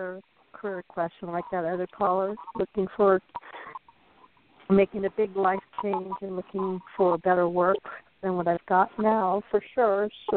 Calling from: Arizona, United States; I'm calling from Arizona.

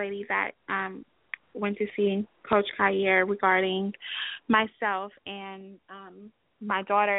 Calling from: Atlanta, Georgia, United States

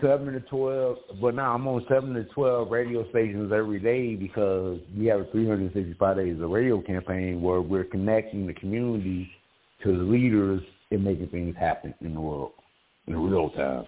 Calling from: Mesa, Arizona, United States; I'm calling from sunny Mesa, Arizona.

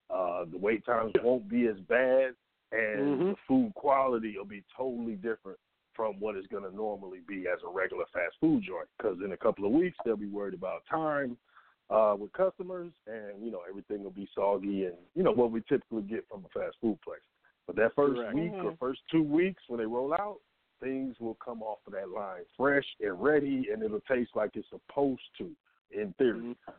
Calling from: Atlanta, Georgia, United States; Yeah, this is … I'm in Atlanta.

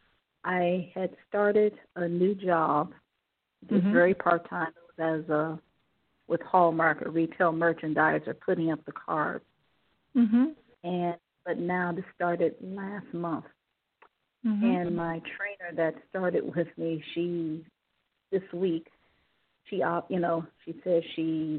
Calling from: Cleveland, Ohio, United States; calling from Ohio.

